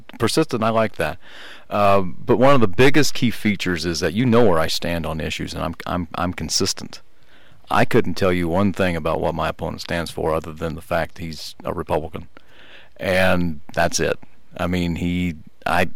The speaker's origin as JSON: {"language": "English", "region": "Midwest", "country": "United States", "tie": "born or raised there", "also_born_or_lived": "Rhode Island", "moved": "as an adult", "lives_now": "Texas, United States", "said": "I grew up in the Midwest"}